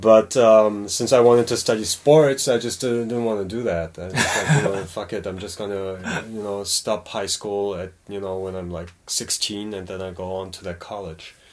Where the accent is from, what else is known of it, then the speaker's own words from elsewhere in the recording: Cologne, North Rhine-Westphalia, Germany; moved away as an adult; also born or lived in New York; now in South Korea; I was born and raised in Germany